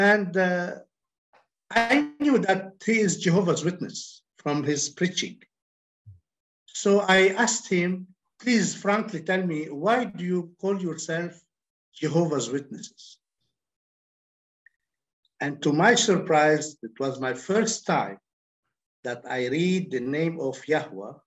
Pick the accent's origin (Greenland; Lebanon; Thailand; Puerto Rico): Lebanon; I'm from Lebanon.